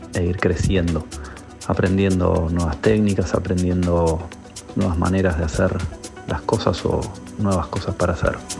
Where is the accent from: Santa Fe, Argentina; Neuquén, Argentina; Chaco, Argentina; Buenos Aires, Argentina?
Buenos Aires, Argentina; soy de Buenos Aires, capital federal, más precisamente del barrio de Caballito